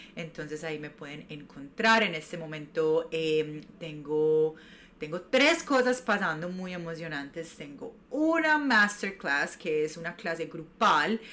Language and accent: Spanish; Medellín, Antioquia, Colombia; moved away as an adult; now in New York, United States; yo soy de Medellín, Colombia, llevo viviendo siete años en Nueva York